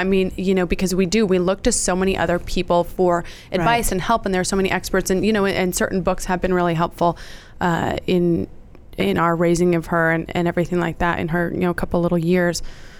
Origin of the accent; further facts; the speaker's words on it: Idaho, United States; moved away as an adult; now in Dallas, United States; So we're all from Idaho, or we were raised in Idaho, my brothers and I. I live in Dallas.